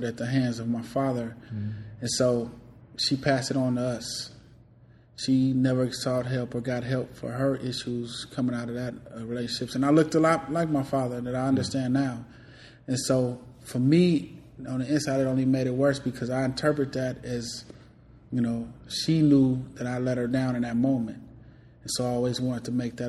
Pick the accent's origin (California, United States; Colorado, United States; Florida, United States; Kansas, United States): California, United States; Richmond; also born or lived in Decatur, Illinois, United States; I'm originally from Decatur, Illinois. I moved to Richmond, California at the age of six